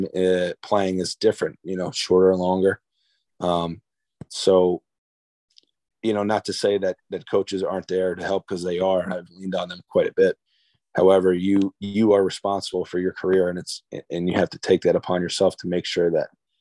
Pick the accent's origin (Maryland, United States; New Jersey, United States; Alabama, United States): New Jersey, United States; I'm from New Jersey, but my mom and dad are both from the Boston area